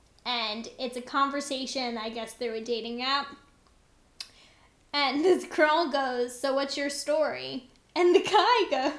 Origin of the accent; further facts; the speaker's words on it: Long Island, New York, United States; I'm from Long Island.